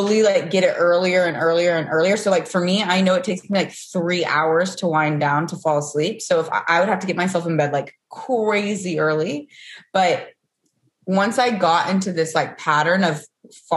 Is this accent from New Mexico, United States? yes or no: no; Knoxville, Tennessee, United States; moved away as an adult; also born or lived in Charleston, South Carolina; now in Los Angeles, United States; Okay, so I'm from Tennessee. I'm from Knoxville, Tennessee.